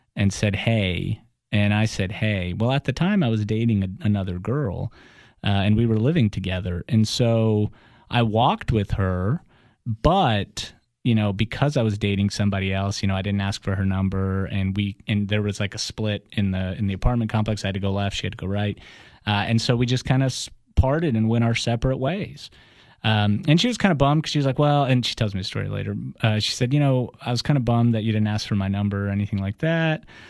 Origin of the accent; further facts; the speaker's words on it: Atlanta, Georgia, United States; first language Russian; English is a second language; also born or lived in Russia; we all moved to Atlanta. We grew up um, as immigrants. I learned English in six months